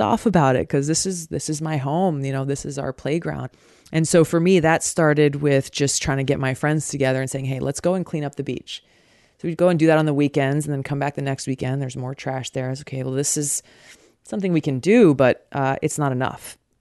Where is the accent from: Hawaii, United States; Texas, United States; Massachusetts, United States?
Hawaii, United States; Growing up in Hawaii